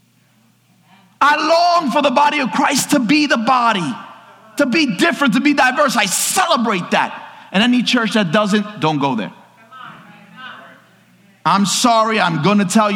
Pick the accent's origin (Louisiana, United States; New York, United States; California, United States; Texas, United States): New York, United States; I'm from New York